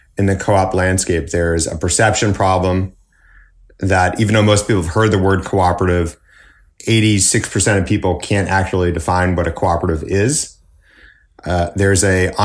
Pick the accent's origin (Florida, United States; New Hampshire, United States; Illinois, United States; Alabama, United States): New Hampshire, United States; Manchester; growing up in Manchester, New Hampshire, my dad ran a carpet store